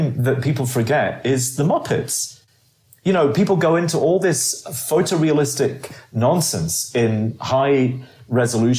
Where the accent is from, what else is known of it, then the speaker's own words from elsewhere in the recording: Edinburgh, Scotland, United Kingdom; accent: Edinburgh; moved away as an adult; also born or lived in London / Glasgow; growing up in Edinburgh